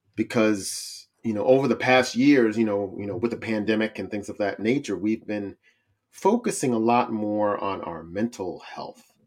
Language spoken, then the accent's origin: English; Cincinnati, Ohio, United States; the city of Cincinnati. Woo-, woo, that's my hometown